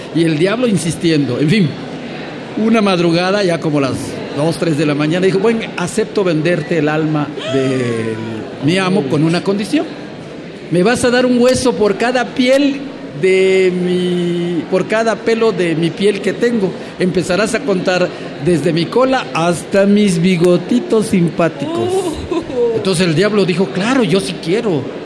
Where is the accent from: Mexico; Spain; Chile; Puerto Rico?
Mexico; Campeche; vengo de un pueblo, no vengo de la capital del Estado, yo vengo de un pueblo, de un pueblo de origen maya